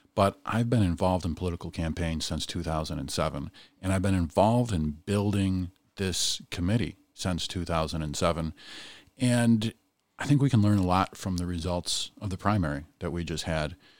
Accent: Hamburg, New York, United States; growing up in Hamburg

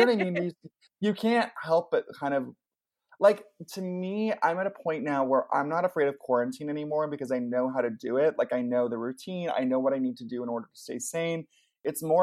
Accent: Ventura, California, United States; I grew up in Ventura, which is like this tiny little beach town

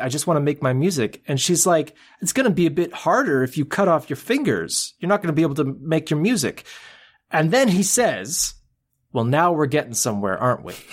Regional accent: Canada; being a Canadian

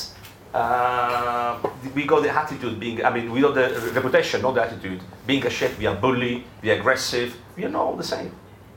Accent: Calabria, Italy; now in United Kingdom; come from Calabria

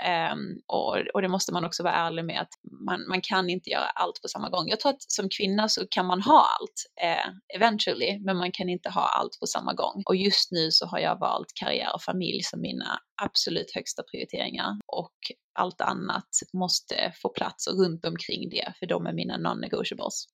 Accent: Sweden; now in United States; man är ganska orädd som svensk

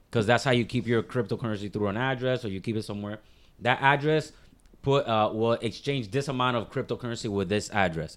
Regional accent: Miami, Florida, United States; I'm from Miami-Dade County, but born and raised

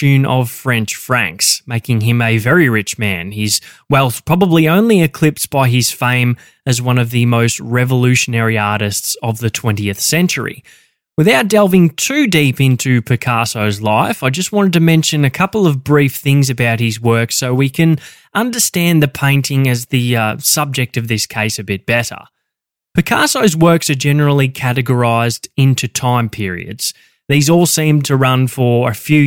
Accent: Victoria, Australia; my home state of Victoria

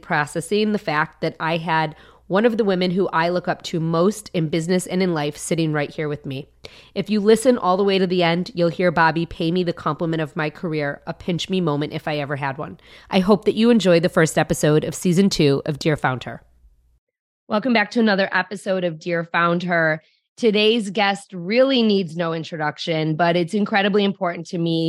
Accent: Detroit, Michigan, United States; my hometown of Detroit

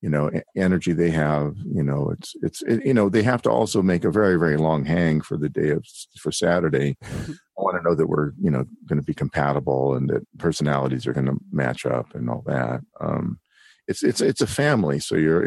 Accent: Berkeley, California, United States; I grew up in Berkeley, California

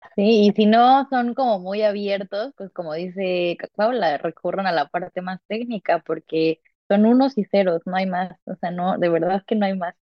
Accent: Mexico; moved away; yo nací en México

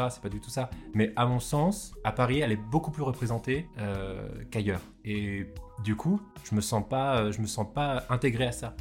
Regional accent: Réunion; Je suis réunionnais, métis indien, blanc.

